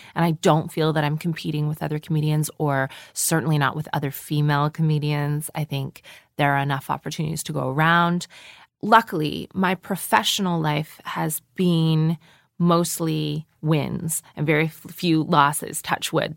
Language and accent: English; Canada; moved away as an adult; also born or lived in Toronto; now in London, United Kingdom; I am a Canadian person with a lot of American cultural influences